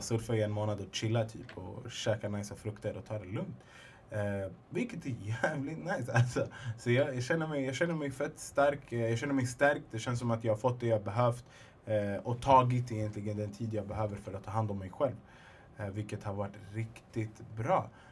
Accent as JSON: {"language": "Swedish", "area": "Alby", "region": "Stockholm County", "country": "Sweden", "said": "jag är egentligen från södra Stockholm, från Alby"}